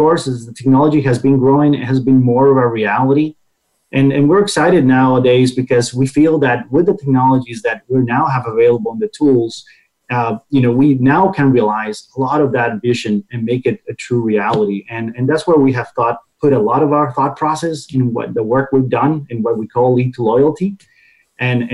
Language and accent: English; Costa Rica; moved away as an adult; now in United States; my home country is Costa Rica, so I started first through my career in Latin America, and eventually I made it to the U.S. and stay here